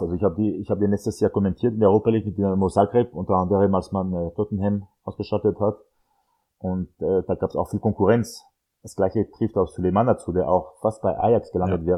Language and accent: German; France; German is a second language; moved away; als Franzose